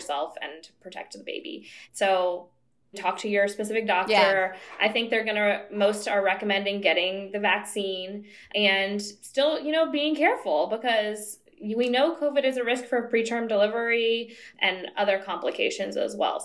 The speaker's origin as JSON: {"language": "English", "town": "San Diego", "region": "California", "country": "United States", "tie": "born or raised there", "said": "I grew up in San Diego"}